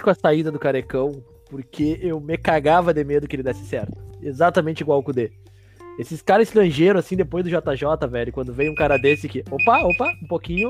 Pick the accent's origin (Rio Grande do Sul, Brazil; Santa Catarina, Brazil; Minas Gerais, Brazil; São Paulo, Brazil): Rio Grande do Sul, Brazil; Porto Alegre; sou de Porto Alegre, morei um tempo em Rio Grande, voltei para cá agora